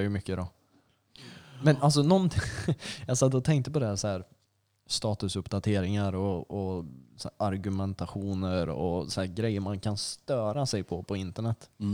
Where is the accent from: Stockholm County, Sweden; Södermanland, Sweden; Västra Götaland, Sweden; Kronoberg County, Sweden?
Södermanland, Sweden; Flen; jag är från Flen, Utterför, Halmsnäs